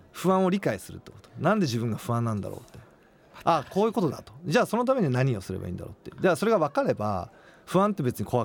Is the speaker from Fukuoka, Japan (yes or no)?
no; Mie, Japan; 僕は三重県出身なので